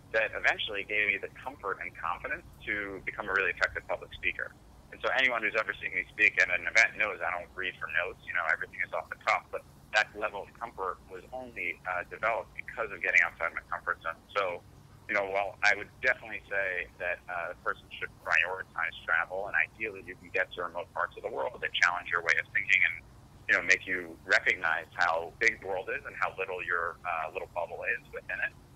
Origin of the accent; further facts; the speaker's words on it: Connecticut, United States; also born or lived in New York; I was born in uh, New York. I grew up in Connecticut